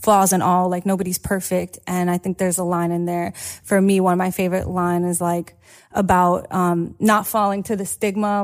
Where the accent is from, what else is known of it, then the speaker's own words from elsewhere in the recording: New York City, New York, United States; I grew up in Brooklyn